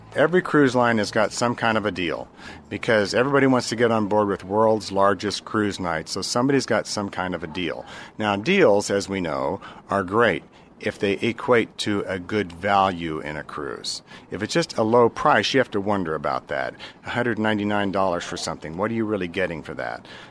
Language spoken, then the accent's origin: English; Orlando, Florida, United States; I'm from Orlando.